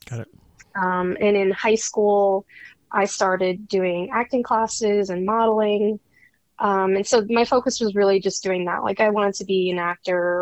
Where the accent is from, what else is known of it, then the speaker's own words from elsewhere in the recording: New York, United States; I'm a New Yorker, born and bred